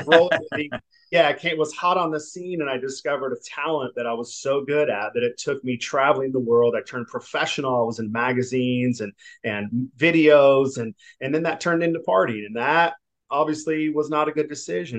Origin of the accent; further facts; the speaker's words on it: Southern California, United States; I'm from California. I, I, I, grew up Southern California